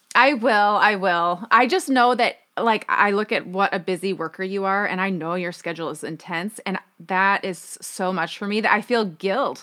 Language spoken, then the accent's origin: English; Minnesota, United States; I grew up in Minnesota